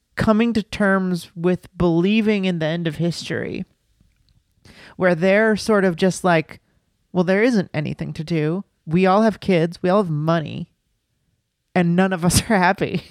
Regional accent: the South, United States; I grew up in the South

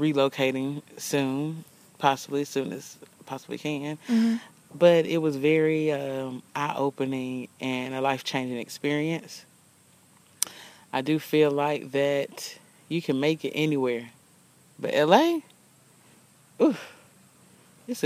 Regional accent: Alabama, United States; we are from Alabama

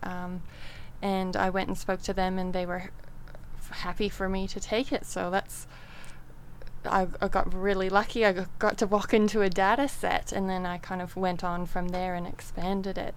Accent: Canada; moved away as an adult; I am originally from Canada and I grew up there and then left home and went traveling.

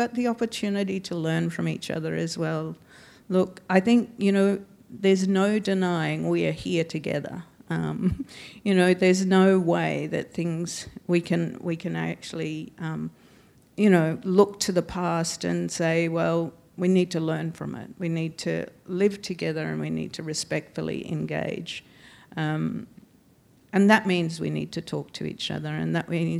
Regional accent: Darwin, Northern Territory, Australia; moved away; also born or lived in Adelaide, Australia; I grew up in Darwin and surrounded by family and culture and language

